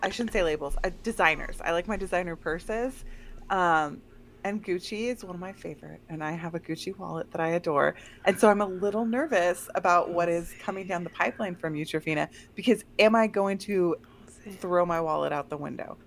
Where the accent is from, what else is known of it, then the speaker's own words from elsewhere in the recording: Bay Area, California, United States; we're from the Bay Area